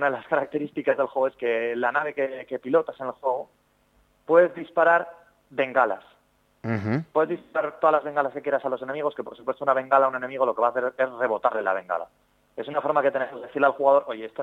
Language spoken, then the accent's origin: Spanish; Zaragoza, Aragon, Spain; sí, sí, yo, soy de Zaragoza.